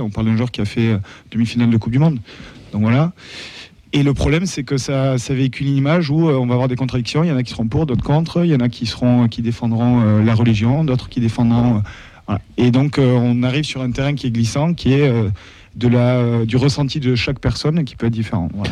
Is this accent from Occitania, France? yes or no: yes; Toulouse, Occitania, France; quand on est Toulousain